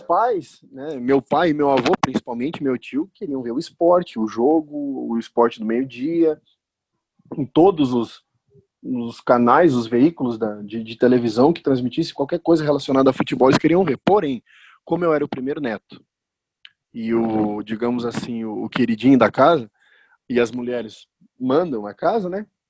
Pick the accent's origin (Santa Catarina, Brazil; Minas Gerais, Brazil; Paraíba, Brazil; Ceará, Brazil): Santa Catarina, Brazil; Caçador / Itapema; moved away; also born or lived in Rio Grande do Sul / São Paulo; nos mudamos de Caçador, fomos para Itapema, Santa Catarina também